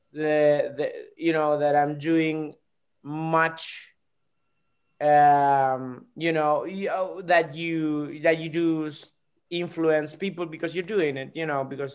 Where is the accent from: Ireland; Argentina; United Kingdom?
Argentina; I'm a comedian from Argentina.